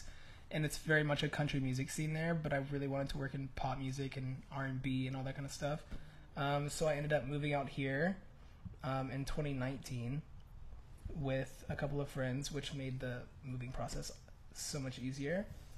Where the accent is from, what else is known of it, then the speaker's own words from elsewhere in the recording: Charlotte, North Carolina, United States; also born or lived in Nashville; All right, well, I'm from Charlotte, North Carolina, but I kind of moved all over the place.